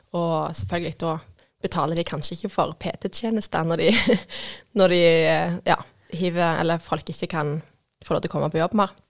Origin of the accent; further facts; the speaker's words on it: Vigrestad, Rogaland, Norway; also born or lived in Stokkelandsmarka; Jeg kommer fra Vigerstad. Dattera til bakeren.